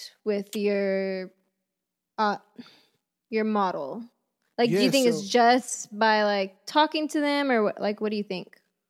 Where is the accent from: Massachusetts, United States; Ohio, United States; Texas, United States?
Texas, United States; Come on, I'm from Texas.